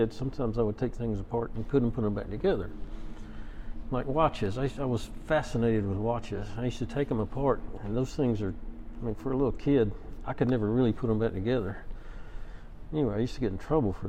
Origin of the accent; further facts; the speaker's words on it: Hope Hull, Alabama, United States; I'm from Hope Hole, Alabama, which is a little town about 20 miles south of Montgomery